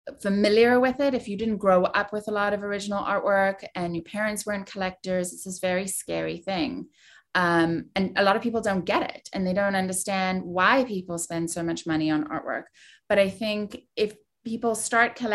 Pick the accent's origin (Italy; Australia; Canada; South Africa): South Africa; moved away; I was born and raised in South Africa